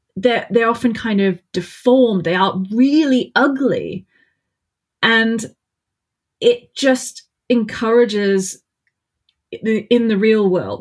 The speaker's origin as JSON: {"language": "English", "country": "Australia", "said": "I'm Australian, so the accent's even worse"}